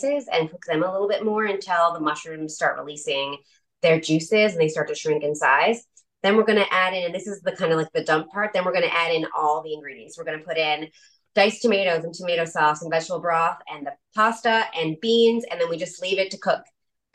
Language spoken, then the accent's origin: English; Newfoundland and Labrador, Canada; I'm from Newfoundland, so I say pasta